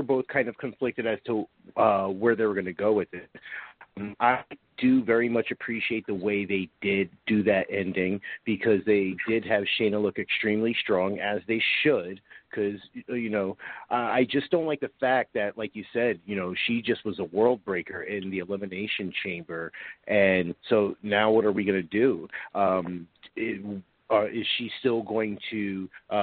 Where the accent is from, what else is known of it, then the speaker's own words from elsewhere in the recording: New York, United States; I'm from New York